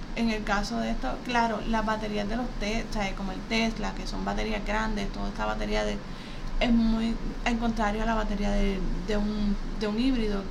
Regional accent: Puerto Rico; nosotros aquí en Puerto Rico

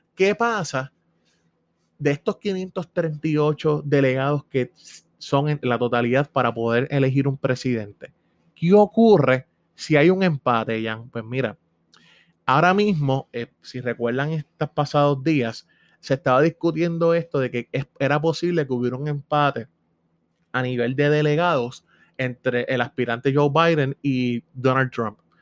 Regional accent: Puerto Rico; somos ciudadanos americanos residentes en Puerto Rico

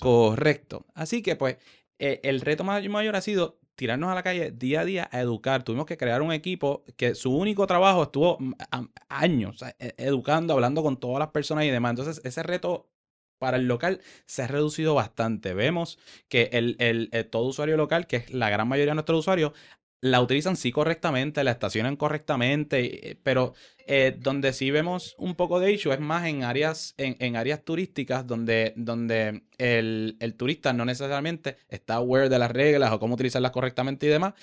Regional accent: Caguas, Puerto Rico; moved away as an adult; also born or lived in San Francisco; yo crecí en Caguas

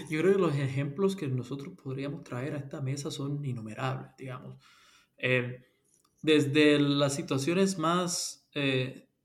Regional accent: Puerto Rico; moved away as an adult; also born or lived in United States; cuando llegué a Puerto Rico a los 12 años. Nací en los Estados Unidos eh, y llegué a Puerto Rico cuando ya se divorciaron mis padres y me quedé ahí hasta los 27 años.

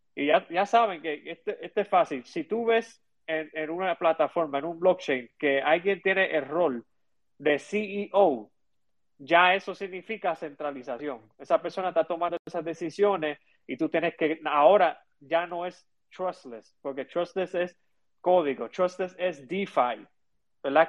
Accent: Chicago, Illinois, United States; now in Puerto Rico; vivo, ¿verdad?, e, en Puerto Rico eh, y em, me crié en Chicago

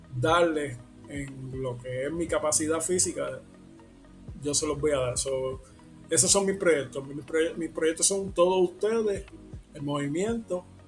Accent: Puerto Rico; nuestra identidad como, como puertorriqueño

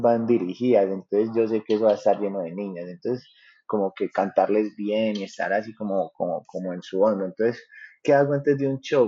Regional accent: Paisa region, Antioquia, Colombia; los paisas, gracias a Dios, pues como que nos reciben bien en todos lados

